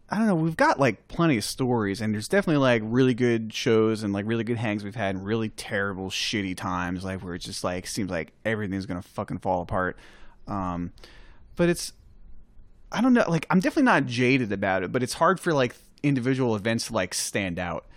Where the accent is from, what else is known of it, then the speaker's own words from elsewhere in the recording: New York, United States; I'm from New York